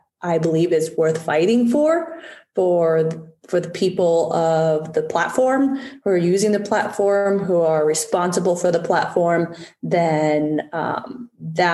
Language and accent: English; United States; my parents are refugees from Vietnam after the Vietnam War, and coming to America